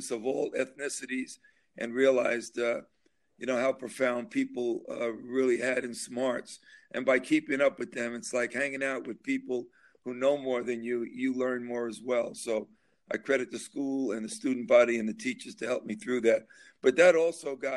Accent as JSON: {"language": "English", "town": "New York City", "region": "New York", "country": "United States", "tie": "born or raised there", "said": "growing up in Brooklyn"}